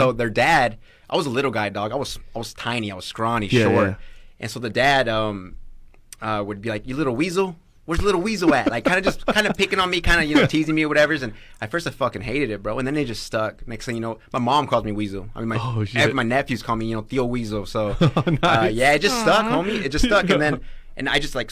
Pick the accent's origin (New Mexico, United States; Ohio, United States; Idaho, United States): Idaho, United States; Canyon County; born or raised there; also born or lived in Grangeville, Idaho